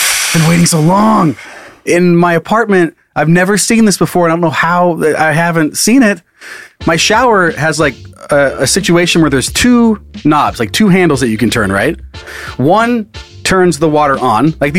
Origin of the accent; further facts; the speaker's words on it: Midwest, United States; I'm from the Midwest, and we take float trips and camping trips very seriously.